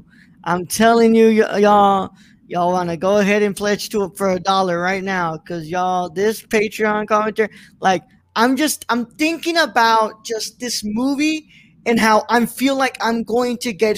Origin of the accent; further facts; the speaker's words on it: Oklahoma, United States; Hey, the Outsiders filmed live in my home state of Rocklahoma.